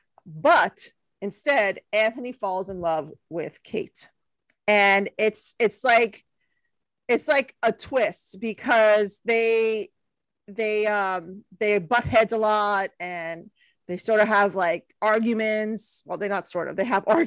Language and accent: English; India; I know I'm Indian. I'm putting my Indian culture to shame